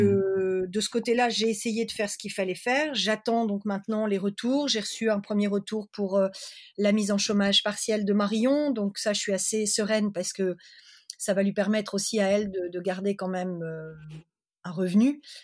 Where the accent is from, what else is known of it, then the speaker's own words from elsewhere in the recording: Lille, Hauts-de-France, France; also born or lived in Pévèle; je suis originaire de Lille, de la métropole lilloise, j'habite dans la Pévelle